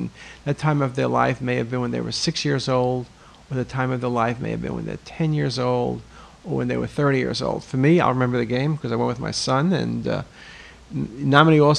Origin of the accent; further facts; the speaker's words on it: Baltimore, Maryland, United States; I'm not an Oriole fan, but I am from Baltimore